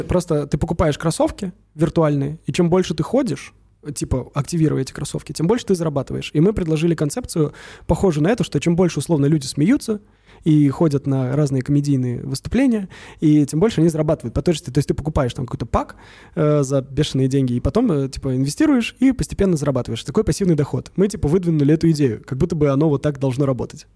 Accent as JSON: {"language": "Russian", "town": "Samara", "region": "Samara Oblast", "country": "Russia", "moved": "yes", "lives_now": "Moscow, Russia", "said": "Я из Самары"}